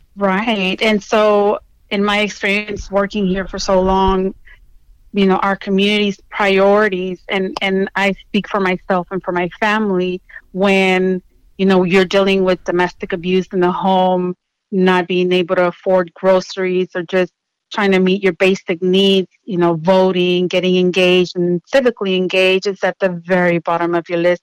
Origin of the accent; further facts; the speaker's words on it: Houston, Texas, United States; I grew up in Southwest Houston in the 80s